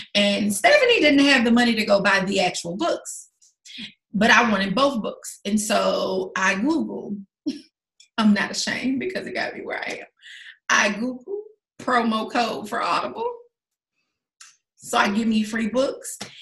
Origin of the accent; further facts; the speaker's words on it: the South, United States; moved away as an adult; also born or lived in Los Angeles, United States / Las Vegas, United States; my hometown's two hours away from here. On the drive to Atlanta